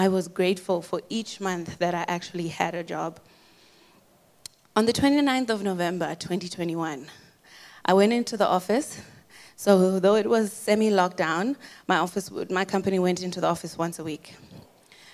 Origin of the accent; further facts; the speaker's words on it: Boston, Massachusetts, United States; moved away; also born or lived in Zimbabwe; I was born in Zimbabwe and raised in the United States in Boston, Massachusetts. I'm a Boston girl